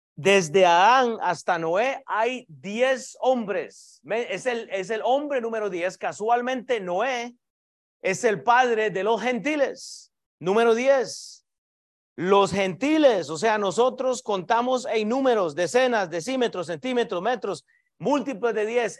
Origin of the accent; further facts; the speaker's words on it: Costa Rica; yo soy de Costa Rica